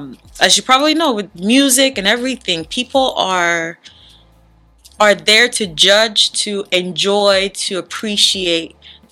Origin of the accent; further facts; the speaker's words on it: Bonsall, Northwest Region, Cameroon; born there; I'm Cameroonian. What part of Cameroon? Okay, good story. I was born in Bonsall, Cameroon. Bonsall, yeah. But my parents, my whole family is from Batibo.